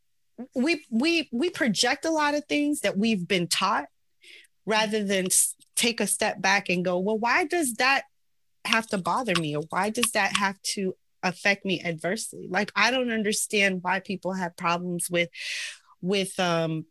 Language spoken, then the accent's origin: English; New York City, New York, United States; I'm from Queens. I'm from Queens.